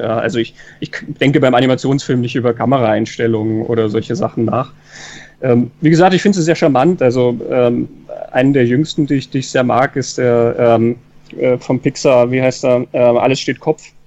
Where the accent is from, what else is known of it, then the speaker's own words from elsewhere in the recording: Kassel, Hesse, Germany; also born or lived in Munich area, Germany; now in Salzburg, Austria; in Kassel geboren, mich hat es dann aber weit nach Süden verschlagen, äh, Münchner Raum. Und dann hat es mich noch weiter verschlagen, nämlich ins Ausland, nach Salzburg.